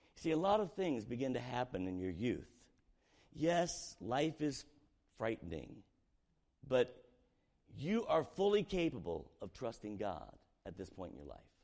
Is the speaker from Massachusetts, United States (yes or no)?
no; Southern Indiana, United States; we were raised in Southern Indiana, poor community